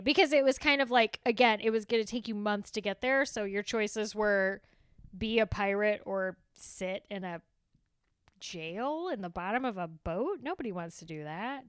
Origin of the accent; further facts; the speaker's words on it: Texas, United States; being Texan is sometimes we put too many syllables in things, and then sometimes we take syllables away